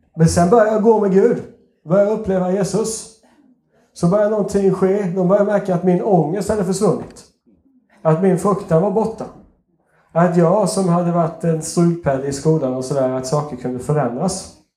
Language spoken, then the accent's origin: Swedish; Småland, Sweden; accent: Småländska; min småländska avslöjar mig lite grann